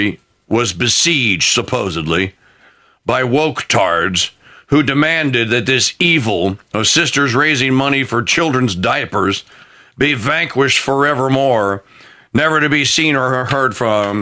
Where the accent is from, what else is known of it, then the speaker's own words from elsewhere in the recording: New Orleans, Louisiana, United States; here in my hometown in the great city of New Orleans